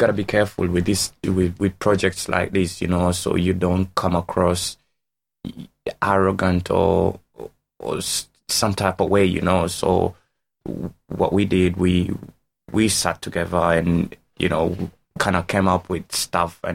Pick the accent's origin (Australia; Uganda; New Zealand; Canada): Uganda; moved away as an adult; now in Waterford, Ireland; I'm Ugandan. Been in Waterford, I think, coming to 4 years, 9 years in Ireland